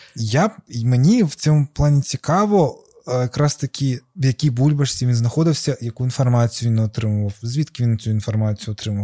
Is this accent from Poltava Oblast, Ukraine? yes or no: no; Crimea, Ukraine; я з Криму